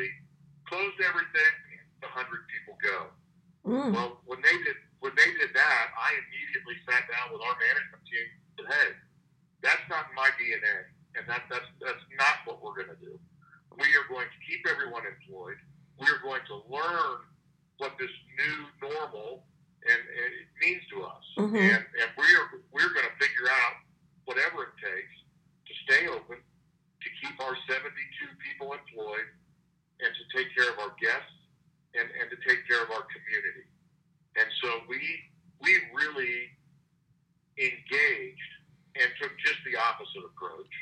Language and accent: English; Wichita, Kansas, United States; I grew up in Wichita.